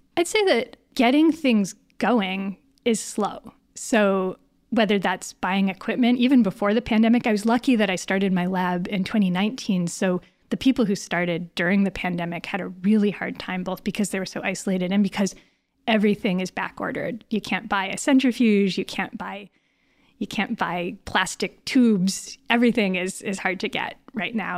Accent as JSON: {"language": "English", "region": "Northern Connecticut", "country": "United States", "also_born_or_lived": "Boston area, Massachusetts", "moved": "as an adult", "lives_now": "Berkeley, United States", "said": "I'm actually from Northern Connecticut"}